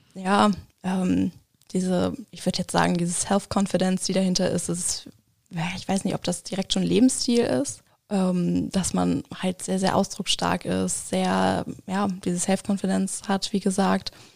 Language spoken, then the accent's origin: German; Hamburg, Germany; moved away as an adult; now in Schmalkalden, Germany; komme auch gebürtig aus Hamburg